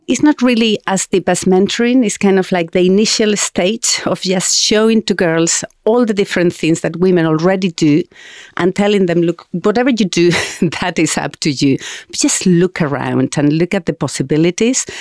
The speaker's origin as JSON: {"language": "English", "country": "Spain", "tie": "born or raised there", "second_language": "English", "moved": "as an adult", "said": "I was born in Spain at the end of the dictatorship"}